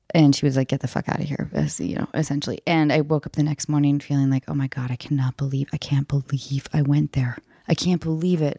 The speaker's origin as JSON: {"language": "English", "area": "north of Seattle", "region": "Washington", "country": "United States", "tie": "born or raised there", "moved": "yes", "said": "I was back in my hometown north of Seattle"}